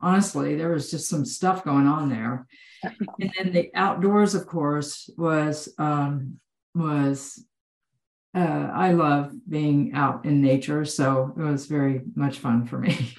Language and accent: English; Texas, United States; I grew up in Texas.